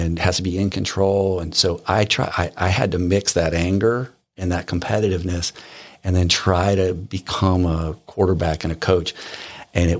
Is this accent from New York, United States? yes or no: no; Southern California, United States; moved away; growing up in Southern California